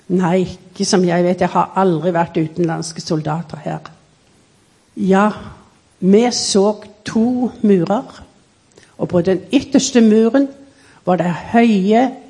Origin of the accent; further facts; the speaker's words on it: Norway; Så i 1936 så kom jeg på ferie hjem til Norge, mm. og da ble jeg født.